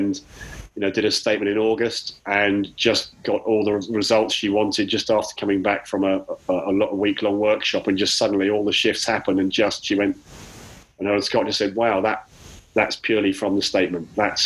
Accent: Chalfont St Giles, South East England, United Kingdom; I'm from Chalfont Bucks in the UK

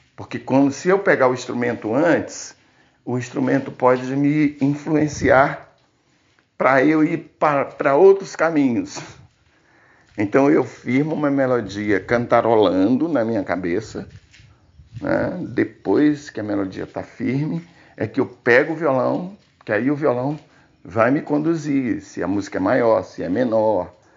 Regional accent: Gurupi, Tocantins, Brazil; also born or lived in Cristalândia, Tocantins; now in Palmas, Brazil; sou natural de Cristalândia, Tocantins. É, vivi minha infância e adolescência toda em Gurupi

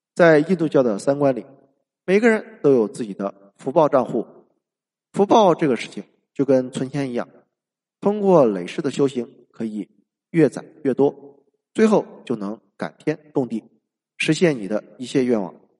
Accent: China; 而我们中国人孔子的思想是一个人

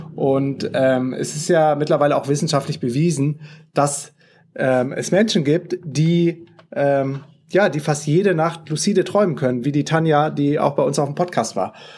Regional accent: Düsseldorf, North Rhine-Westphalia, Germany; das ist nämlich meine Heimatstadt

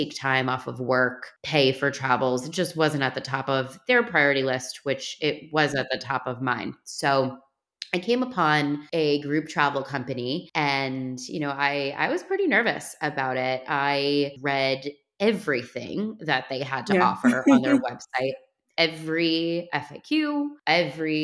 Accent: New York City, New York, United States; moved away as an adult; now in New Jersey, United States; I'm from Brooklyn, New York. I'm a city kid. I grew up in the city

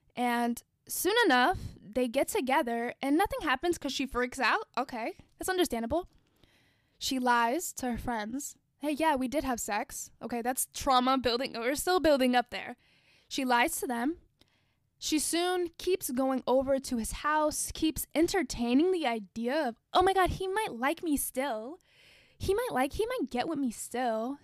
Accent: United States; I am Black American. I'm not African American. I'm not from Africa

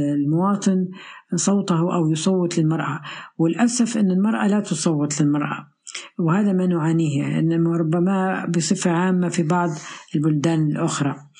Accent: Tripoli, Tripoli District, Libya; من طرابلس العاصمة طرابلس ليبيا

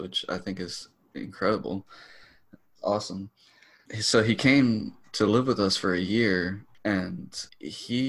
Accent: Florida, United States; now in Texas, United States; I was born in Florida

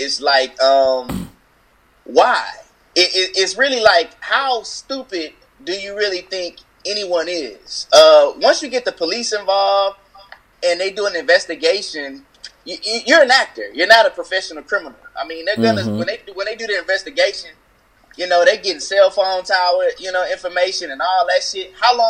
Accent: the South, United States; I'm from the South.

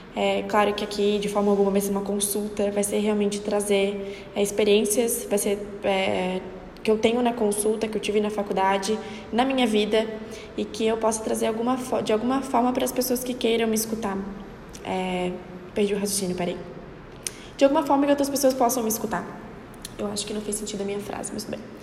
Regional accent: Florianópolis, Santa Catarina, Brazil; Eu sou daqui de Florianópolis, Santa Catarina

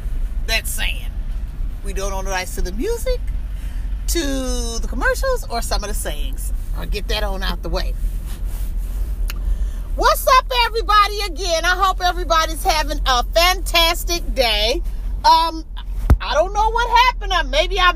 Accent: Illinois, United States; moved away; I come from Illinois

